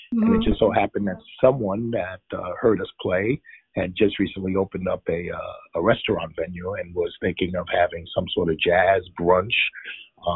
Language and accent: English; New York City, New York, United States; moved away as an adult; now in Coral Springs, United States; I'm originally from New York, from the Bronx, New York